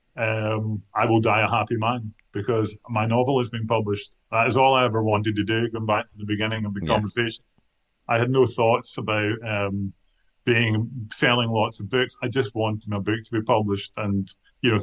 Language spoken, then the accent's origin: English; Kilmarnock, Scotland, United Kingdom; I come from Kilmarnock, and I wasn't brought up hanging around with other writers